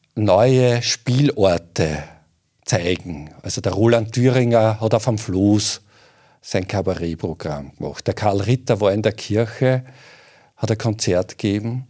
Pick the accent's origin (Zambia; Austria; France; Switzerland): Austria; southern Waldviertel, Lower Austria; im südlichen Waldviertel so interessiert, meiner Heimat.